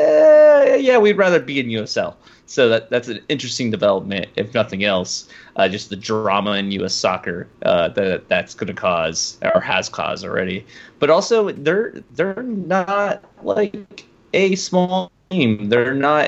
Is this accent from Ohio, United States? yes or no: yes; Ohio, United States; I'm from Ohio